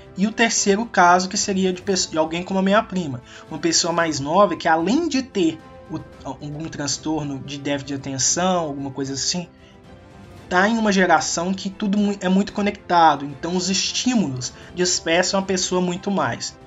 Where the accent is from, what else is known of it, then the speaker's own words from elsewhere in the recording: Minas Gerais, Brazil; also born or lived in Belo Horizonte; eu sou de Minas Gerais e eu estudo em Belo Horizonte